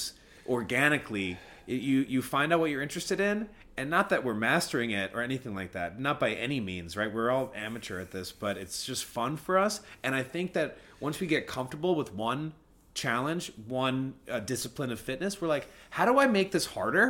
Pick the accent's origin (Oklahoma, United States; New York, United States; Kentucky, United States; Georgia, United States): New York, United States; New York City; I grew up in, I'm from Queens, New York